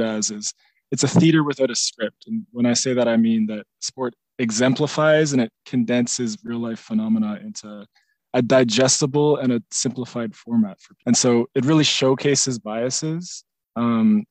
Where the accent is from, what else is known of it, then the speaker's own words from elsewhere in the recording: Canada; being a Canadian